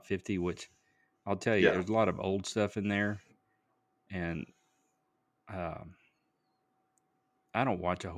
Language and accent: English; just outside of Houston, Texas, United States; I grew up just outside of Houston